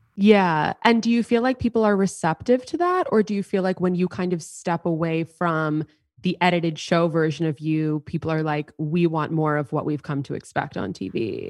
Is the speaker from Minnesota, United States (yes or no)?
no; New York City, New York, United States; growing up in New York City, I was in high school